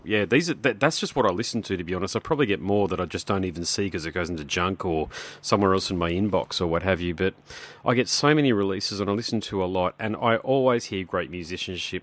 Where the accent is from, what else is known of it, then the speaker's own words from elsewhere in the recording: Australia; I'm Australian